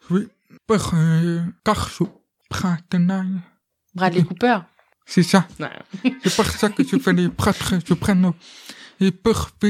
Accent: France; Comme euh, moi, je suis français et un peu italien.

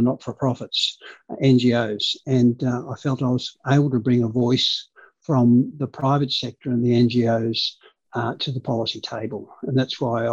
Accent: Hornsby, New South Wales, Australia; English is a second language; also born or lived in Canberra; now in Sydney, Australia; we grew up in Hornsby

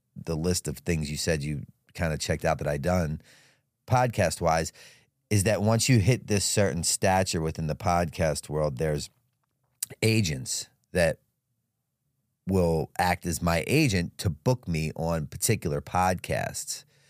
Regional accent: Baltimore, Maryland, United States; I was born and raised in Baltimore City

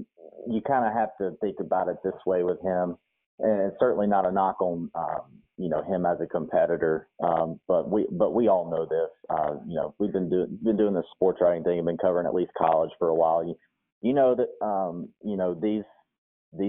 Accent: Alabama, United States; I'm from Alabama

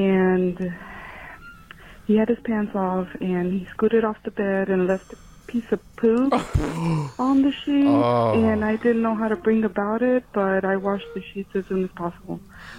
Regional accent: Arkansas, United States; I'm from Arkansas.

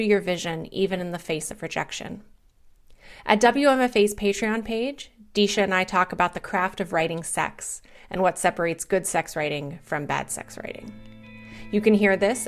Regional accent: West Virginia, United States; moved away; also born or lived in Pittsburgh; I'm from West Virginia originally

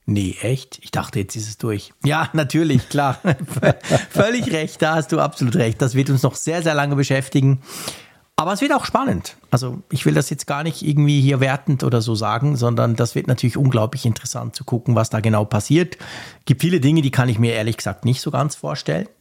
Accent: Switzerland; bei uns in der Schweiz

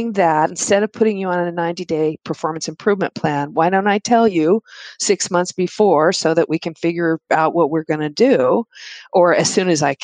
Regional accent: Texas, United States; I'm from Texas

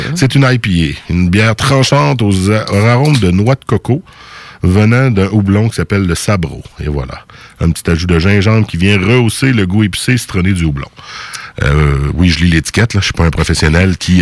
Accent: Lévis, Quebec, Canada; Je viens de Lévis, Saint-David

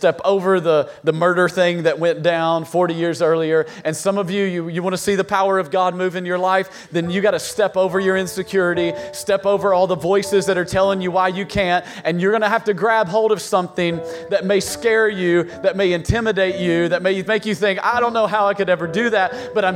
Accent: East Tennessee, United States; accent: hillbilly; now in Virginia, United States; I grew up in East Tennessee

